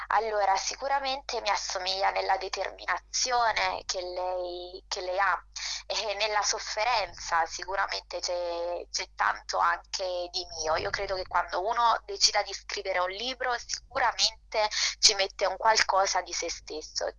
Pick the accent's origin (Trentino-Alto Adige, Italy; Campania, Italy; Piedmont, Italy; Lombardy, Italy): Campania, Italy; Naples; accent: terrona (southern Italian); moved away; prima di andarmene vivevo, in, uh, vivevo, a Napoli, quindi è normale che il mio accento da terrona si senta